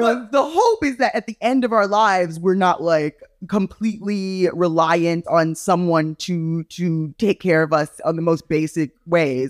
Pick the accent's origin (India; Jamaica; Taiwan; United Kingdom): Jamaica; I'm Jamaican